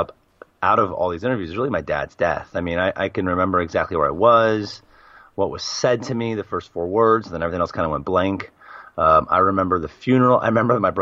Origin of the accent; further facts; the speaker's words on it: Portland, Oregon, United States; moved away as an adult; also born or lived in Australia / Japan; now in Al Ain, United Arab Emirates; Born and raised in Portland, Oregon